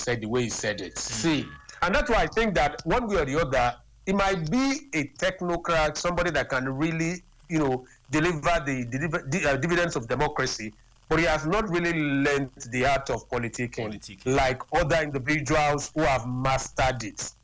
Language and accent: English; Nigeria; I am a Nigerian